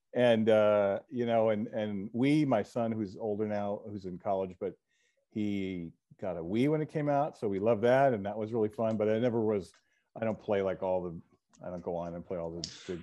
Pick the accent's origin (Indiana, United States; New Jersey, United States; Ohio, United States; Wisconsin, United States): New Jersey, United States; I grew up in New Jersey